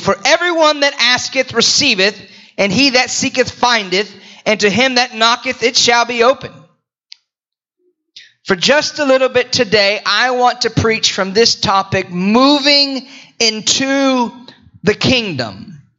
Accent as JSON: {"language": "English", "region": "Florida", "country": "United States", "tie": "born or raised there", "also_born_or_lived": "Houston / Indiana / Potts Camp, Mississippi / Greensboro, North Carolina", "said": "I was born in Houston, raised in Florida. Went to college, Bible college in Indiana. Moved to Potts Camp, Mississippi."}